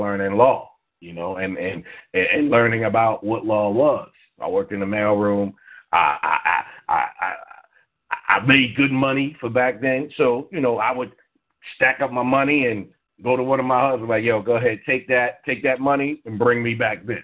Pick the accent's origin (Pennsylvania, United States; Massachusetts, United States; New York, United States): New York, United States; me and you, Ravana, knew we grew up in New York